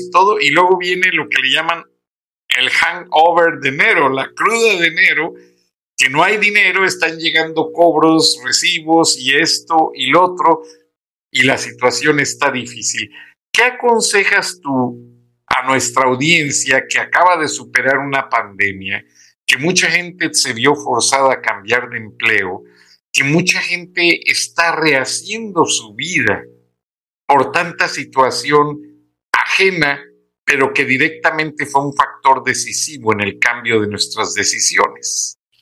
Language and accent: Spanish; Mexico; yo como mexicano